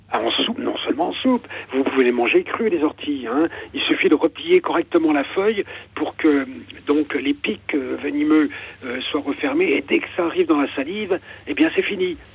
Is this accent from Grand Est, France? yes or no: yes; Ardennes, Grand Est, France; moved away as an adult; also born or lived in Bois-d'Arcy; Je suis des Ardennes